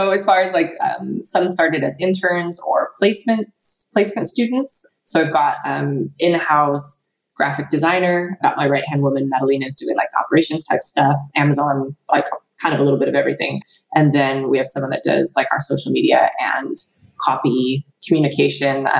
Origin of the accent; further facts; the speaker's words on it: United States; moved away as an adult; now in United Kingdom; I'm American